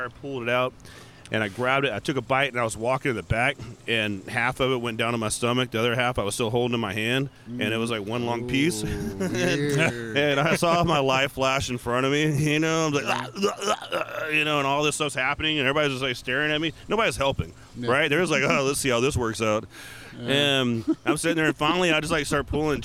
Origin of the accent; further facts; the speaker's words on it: Humble, Texas, United States; I grew up in Humble